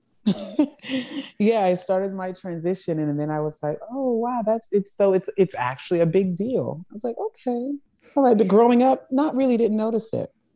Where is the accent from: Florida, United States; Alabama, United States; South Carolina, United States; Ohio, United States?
South Carolina, United States; Charleston; I grew up in the South. I grew up in Charleston, South Carolina. In fact, I actually grew up in a rural community, um, called Johns Island